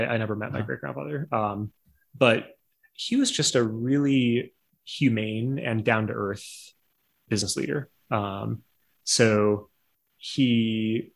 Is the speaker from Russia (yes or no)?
no; North Dakota, United States; I grew up in North Dakota